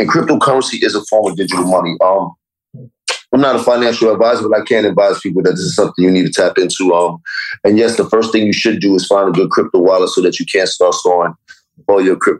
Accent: New York, United States

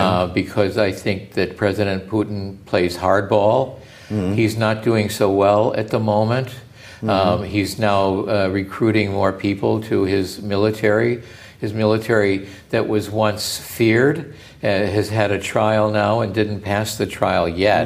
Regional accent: United States; As an American

